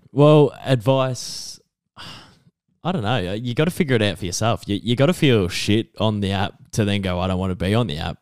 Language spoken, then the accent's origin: English; Geelong, Victoria, Australia; my hometown